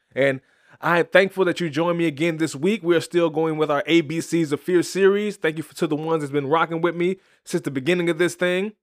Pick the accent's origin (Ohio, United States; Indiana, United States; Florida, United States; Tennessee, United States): Tennessee, United States; Chattanooga; my hometown of Chattanooga, Tennessee